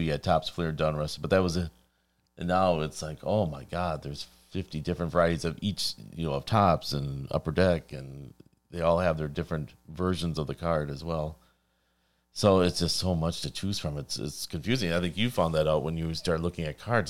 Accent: Wisconsin, United States; I'm from Wisconsin.

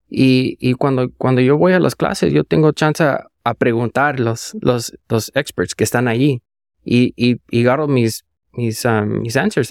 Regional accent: Indio, California, United States; moved away as an adult; now in San Jose, United States; yo soy de, de Indio, donde vas a ir más semana que entra. Ajá. Ahí es donde nací

